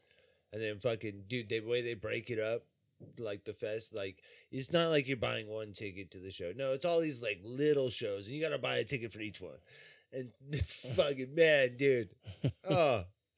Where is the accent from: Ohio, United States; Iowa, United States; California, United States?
California, United States; Riverside; I grew up in Riverside. Good luck getting a cab.